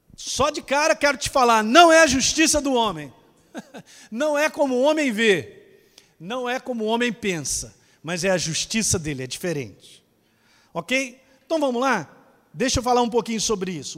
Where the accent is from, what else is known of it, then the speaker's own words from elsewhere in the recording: Ribeirão Preto, São Paulo, Brazil; Eu sou de Ribeirão Preto, rapaz, eu sou daqui